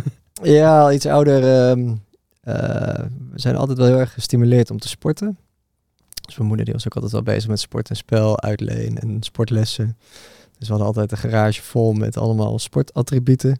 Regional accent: Bunnik, Utrecht, Netherlands; ik ben oorspronkelijk geboren in Utrecht. daar niet heel veel van meegekregen. Want toen ik een jaartje of vier was, toen zijn we verhuisd naar Bunnik. En daar eigenlijk mijn hele jeugd gewoond

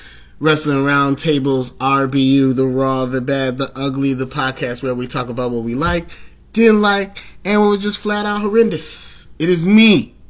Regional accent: Chicago, Illinois, United States; I'm a Chicagoan to Chicagoan.

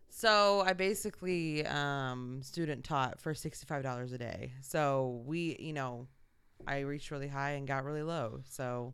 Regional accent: Indianapolis, Indiana, United States; moved away; I am originally from Indianapolis, Indiana

